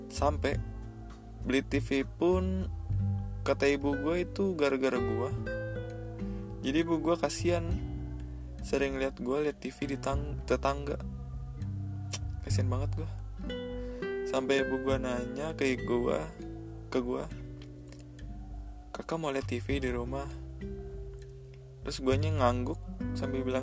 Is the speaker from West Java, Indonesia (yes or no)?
yes; Cirebon, West Java, Indonesia; born there; Jadi gini, gue lahir di Cirebon Ya Cirebon jadi tempat lahir gue Tepatnya tahun 99 Ibu gue ngelahirin gue